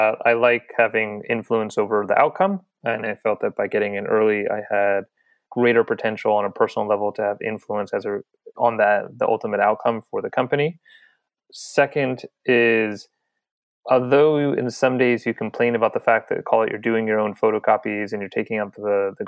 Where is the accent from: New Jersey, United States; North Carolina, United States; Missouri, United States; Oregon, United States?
New Jersey, United States; moved away; also born or lived in Spain; I'm originally from the East Coast, New Jersey specifically